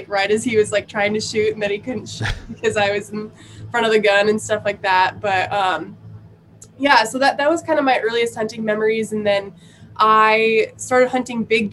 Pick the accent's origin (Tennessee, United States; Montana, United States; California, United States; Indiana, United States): Montana, United States; I grew up in Montana